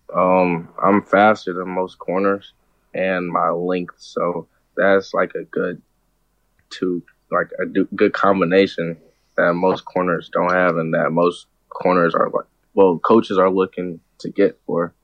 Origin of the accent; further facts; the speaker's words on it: St. Louis, Missouri, United States; a lot of people from my hometown like go there for college